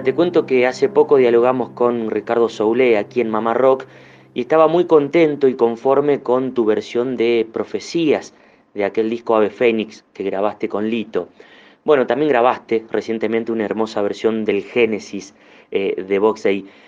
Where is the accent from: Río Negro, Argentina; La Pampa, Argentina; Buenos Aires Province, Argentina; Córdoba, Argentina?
Córdoba, Argentina; Huinca Renancó; moved away; Me crié, me crié, eh, con ellos ahí en Barrio Norte de Huinca